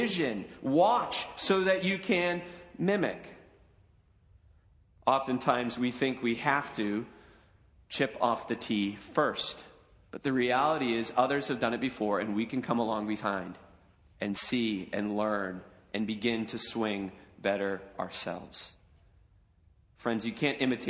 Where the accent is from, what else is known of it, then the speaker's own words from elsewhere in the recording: United States; we as American Christians